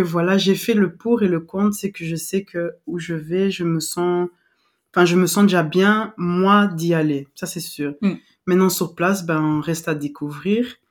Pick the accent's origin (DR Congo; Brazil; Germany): DR Congo; western DR Congo; moved away; moi j'ai grandi à l'ouest